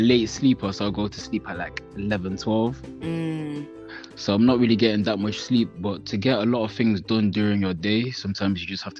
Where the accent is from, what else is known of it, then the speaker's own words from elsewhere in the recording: Netherlands; now in England, United Kingdom; So my inspirations, well, because I'm from Holland, because I moved to England from Holland, I listen to like …, …, they're like Dutch artists.